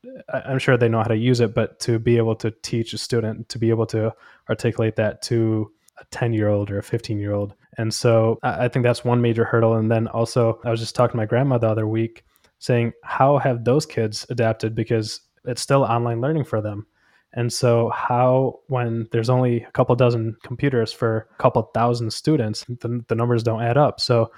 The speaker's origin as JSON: {"language": "English", "country": "India", "tie": "born there", "said": "For example, I was born in India, and my family over there"}